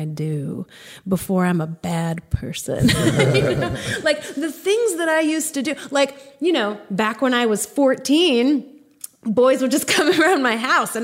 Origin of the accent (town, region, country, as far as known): Greensboro, North Carolina, United States; born or raised there; also born or lived in Evanston, Illinois / Durham, North Carolina; now in Chapel Hill, United States